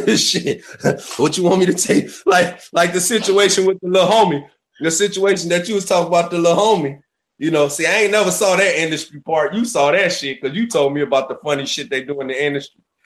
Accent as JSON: {"language": "English", "town": "Kankakee", "region": "Illinois", "country": "United States", "tie": "born or raised there", "said": "I'm from Kankakee, Illinois. Born and raised there"}